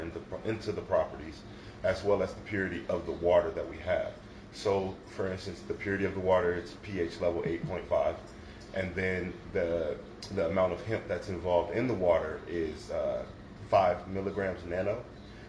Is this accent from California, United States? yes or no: no; Las Vegas, Nevada, United States; moved away as an adult; now in Atlanta, United States; I'm from Las Vegas originally.